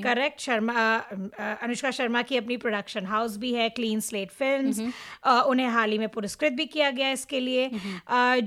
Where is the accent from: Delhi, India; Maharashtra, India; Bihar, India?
Maharashtra, India; Mumbai; moved away as an adult; now in Toronto, Canada; मैं मुंबई में पली बड़ी थी